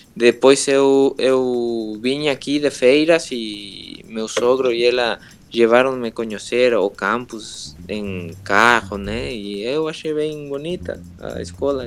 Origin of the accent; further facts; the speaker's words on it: Mexico City, Mexico; Portuguese is a second language; now in Cancún, Mexico; eu sou da Cidade do México, nasci na Cidade do México, eu moro em Cancún há uns 16 anos